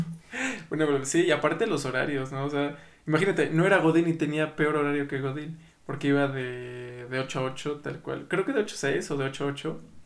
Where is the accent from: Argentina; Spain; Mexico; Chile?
Mexico; nosotros como mexicanos